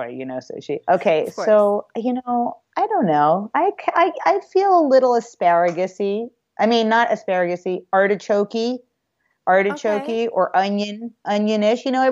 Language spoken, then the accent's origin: English; New York City, New York, United States; moved away; I grew up in New York City